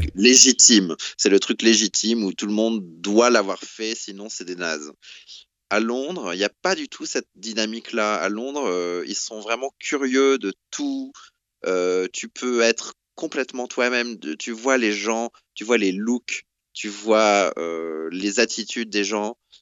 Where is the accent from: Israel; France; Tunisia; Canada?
France; the South, southern France; moved away as an adult; also born or lived in Paris / Brussels; now in London, United Kingdom; j'ai grandi en France